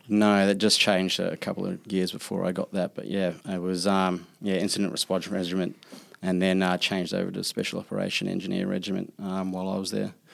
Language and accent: English; New Zealand; I'm from New Zealand, we kinda, like, chase back the roots back to Australia